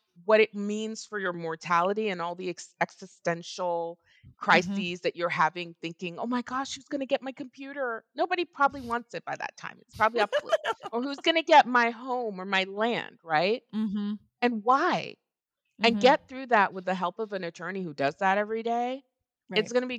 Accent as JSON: {"language": "English", "region": "Texas", "country": "United States", "said": "And I am from Texas."}